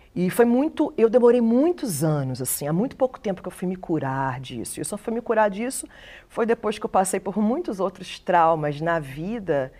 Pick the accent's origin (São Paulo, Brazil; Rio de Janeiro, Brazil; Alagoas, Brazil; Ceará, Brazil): Rio de Janeiro, Brazil; eu sou cria do Morro do Dendê, na Ilha do Governador